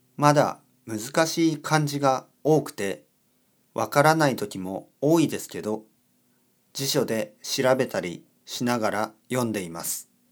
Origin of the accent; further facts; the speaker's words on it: Australia; Japanese is a second language; now in France; オーストラリア出身です